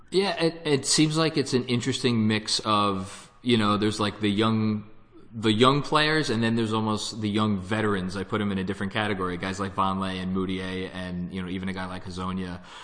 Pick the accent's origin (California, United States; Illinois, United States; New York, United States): New York, United States; I'm a New Yorker